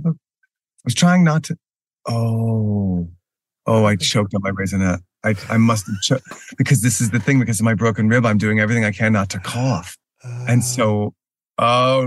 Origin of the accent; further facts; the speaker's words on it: Texas, United States; moved away; also born or lived in Houston / Dallas / New York; I grew up in Texas. I'm from I was born in the Houston area, mm-hmm. and my mother, also born in Houston, raised in Houston, lived in Houston a lot of her life. We later moved to the Dallas area